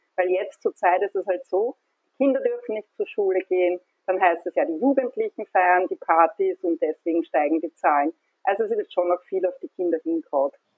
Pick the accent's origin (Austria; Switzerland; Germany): Austria; Hornstein, Burgenland; now in Vienna, Austria; Also ich bin gebürtige Hornsteinerin und lebe aber schon seit vielen Jahren in Wien